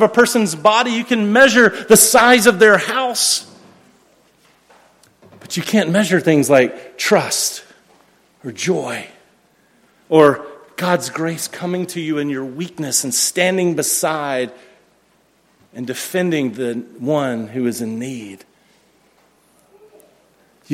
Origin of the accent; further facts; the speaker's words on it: United States; I'm an American